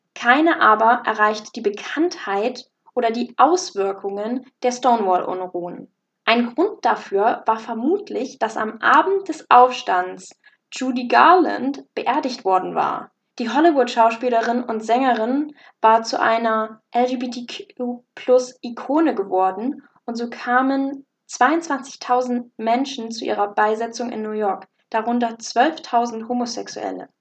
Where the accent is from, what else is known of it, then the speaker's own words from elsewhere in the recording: Germany; bei uns in Deutschland